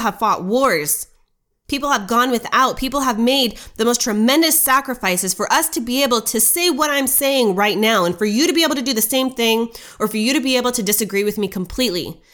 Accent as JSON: {"language": "English", "country": "United States", "said": "as an American"}